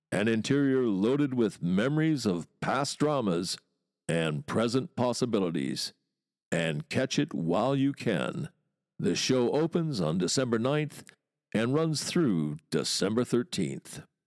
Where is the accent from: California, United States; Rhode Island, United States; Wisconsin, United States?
Wisconsin, United States; moved away as an adult; now in London, United Kingdom; Growing up in Wisconsin, twenty years there